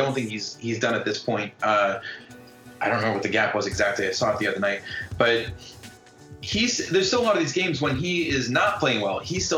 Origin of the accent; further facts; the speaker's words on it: Portland, Oregon, United States; also born or lived in Los Angeles; I grew up in Portland. When people ask where I was born, obviously I say